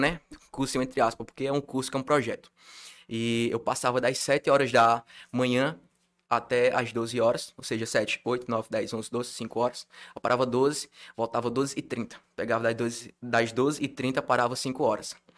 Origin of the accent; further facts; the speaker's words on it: Milagres, Ceará, Brazil; Eu sou de Milagres, é Ceará, que é um interior da rica é do Ceará, tem cerca de 39, 40 mil habitantes